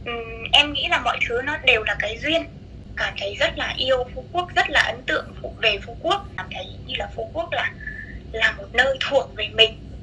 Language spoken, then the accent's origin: Vietnamese; Thanh Hóa, Vietnam; moved away as an adult; also born or lived in Hanoi; now in Phu Quoc, Vietnam; em sống quê gốc của em thì là ở Thanh Hóa và sau đấy ừ. thì em ra Hà Nội em học học đại học